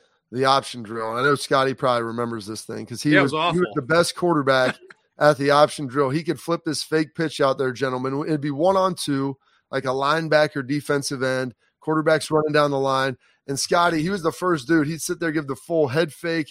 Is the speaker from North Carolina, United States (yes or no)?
no; Lancaster, Ohio, United States; I'm from Lancaster